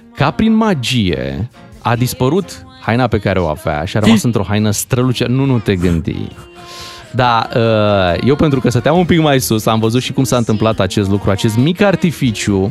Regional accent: Romania; suntem din România

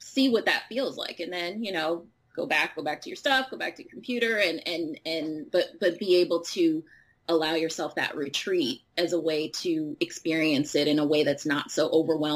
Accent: Chicago, Illinois, United States; growing up in Chicago.

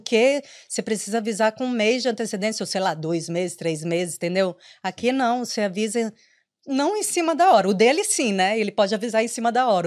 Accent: Maranhão, Brazil; moved away as an adult; also born or lived in São Paulo / Porto Alegre; now in Ireland; eu sou maranhense, mas eu morei em São Paulo, morei em Porto Alegre

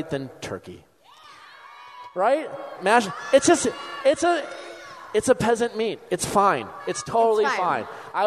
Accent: outside of Milwaukee, Wisconsin, United States; moved away as an adult; also born or lived in Chicago; now in Los Angeles, United States; I grew up outside of Milwaukee, and then I lived in Milwaukee

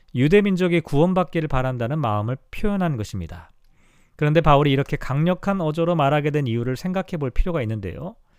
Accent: South Korea; moved away

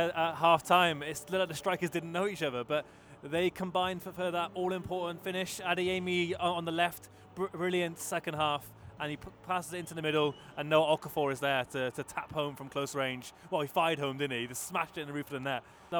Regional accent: Austria; I am from Austria.

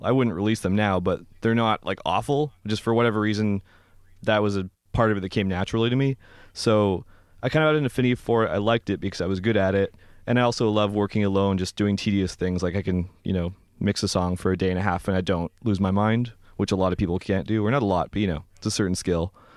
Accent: Vancouver, British Columbia, Canada; moved away; I'm from Vancouver originally

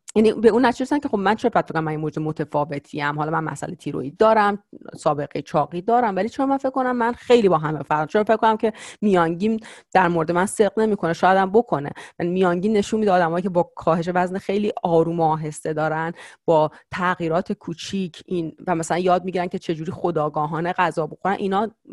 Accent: Iran; moved away as an adult; now in United States; بعد لیسانس از ایران اومدم بیرون

